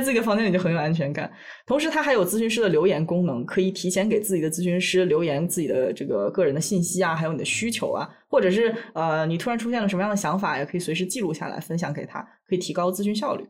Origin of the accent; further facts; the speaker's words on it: China; first language Chinese; moved away; 我作为一个母语是中文的无声土长的中国人